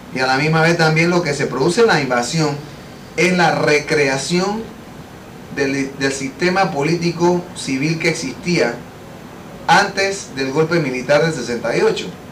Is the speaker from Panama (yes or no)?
yes; Panama; yo mismo como panameño pueda disfrutar de mi país